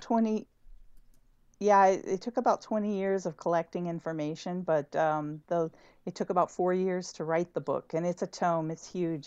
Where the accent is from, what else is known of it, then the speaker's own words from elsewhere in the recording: El Paso, Texas, United States; moved away; I'm from El Paso, Texas originally